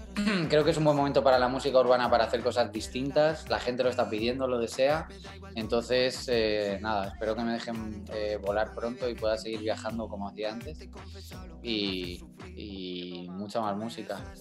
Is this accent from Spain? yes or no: yes; Madrid, Community of Madrid, Spain; el madrileño